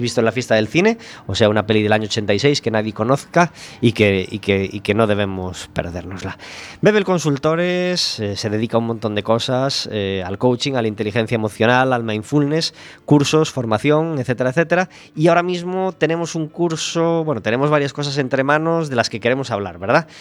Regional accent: Galicia, Spain; Somos los gallegos

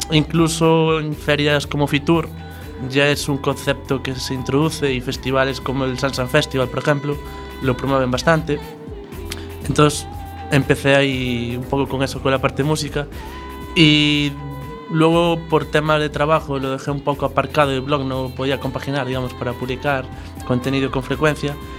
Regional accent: Arzúa, Galicia, Spain; also born or lived in Santiago de Compostela; now in A Coruña, Spain; Soy de Arzúa, pero bueno, ya llevaba siete años viviendo en Santiago

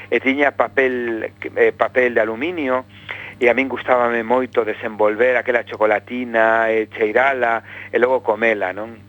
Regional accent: Vigo, Galicia, Spain; Bueno, eu son vigués, eh, son un vigués militante, adoro a miña cidade, eh, levo vivindo aquí 50 anos, que son os que teño, e espero vivir algo máis de 50 máis e seguir aquí.

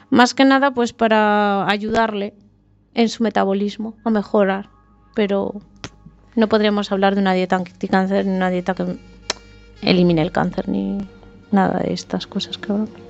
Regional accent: Asturias, Spain

